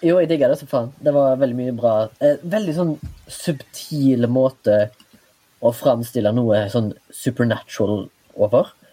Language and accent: Norwegian; Haugesund, Rogaland, Norway; now in Oslo, Norway; da jeg var hjemme i Haugesund sist